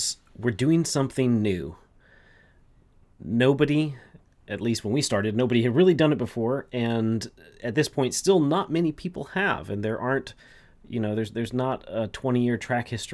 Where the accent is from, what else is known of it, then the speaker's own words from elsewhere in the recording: Texas, United States; I'm also from Texas